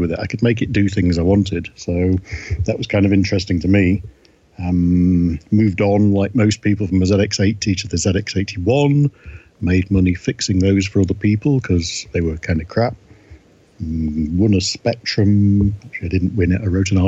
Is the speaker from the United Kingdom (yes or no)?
yes; Blackpool, North West England, United Kingdom; moved away as an adult; also born or lived in Douglas, Isle of Man; now in Nova Scotia, Canada; I grew up in Blackpool and Douglas on the Isle of Man